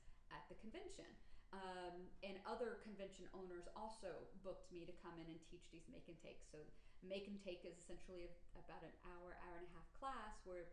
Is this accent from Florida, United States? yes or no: yes; Orlando, Florida, United States; Growing up in Orlando, both my father and my stepfather were carpenters